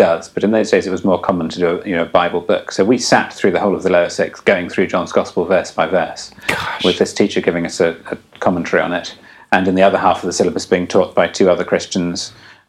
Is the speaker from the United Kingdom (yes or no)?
yes; England, United Kingdom; I'm English